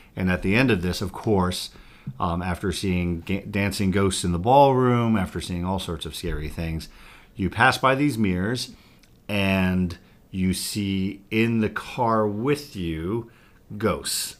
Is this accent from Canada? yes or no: no; Montana, United States; now in St. Joseph, United States; I grew up in Montana